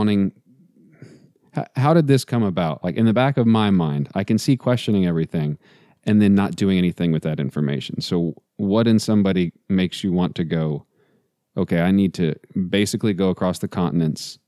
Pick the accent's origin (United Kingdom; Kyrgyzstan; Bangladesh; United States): United States; Texas; I'm from Texas